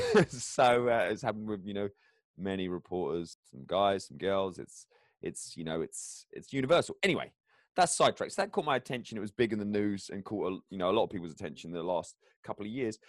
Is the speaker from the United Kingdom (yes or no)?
yes; England, United Kingdom; moved away; I go back to England to visit my hometown